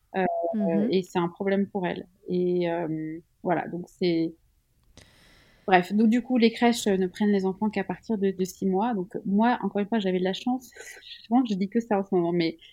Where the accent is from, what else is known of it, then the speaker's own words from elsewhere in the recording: Switzerland; Je suis suisse